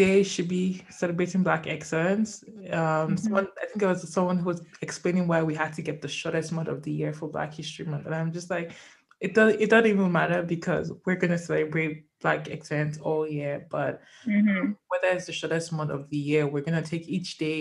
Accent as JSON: {"language": "English", "country": "Nigeria", "moved": "yes", "lives_now": "Canada", "said": "I love being Nigerian"}